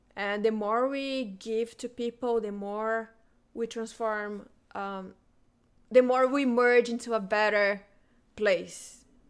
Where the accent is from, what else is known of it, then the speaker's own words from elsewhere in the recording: Brazilian Amazon, Brazil; moved away; I am originally from the Brazilian Amazon